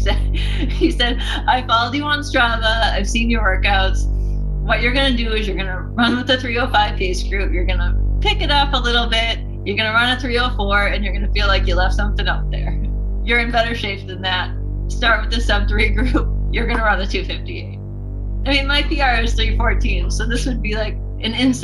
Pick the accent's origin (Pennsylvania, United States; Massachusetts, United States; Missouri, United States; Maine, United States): Massachusetts, United States; Burlington; I grew up in Burlington, Mass, the oldest of two